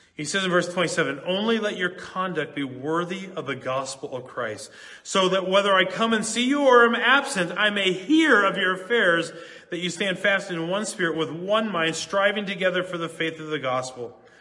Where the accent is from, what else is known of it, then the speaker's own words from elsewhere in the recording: Minneapolis, Minnesota, United States; I grew up in Minneapolis